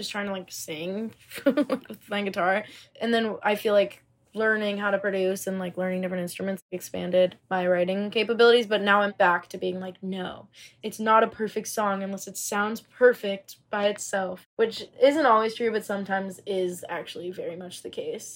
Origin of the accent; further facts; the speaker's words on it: Highland Park, Illinois, United States; now in New York, United States; I grew up right outside of Chicago